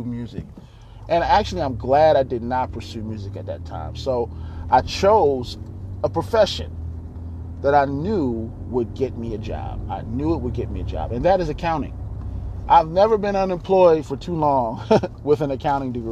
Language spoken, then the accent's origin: English; Baltimore, Maryland, United States; also born or lived in Virginia / Dayton, Ohio; I was born in Baltimore, Maryland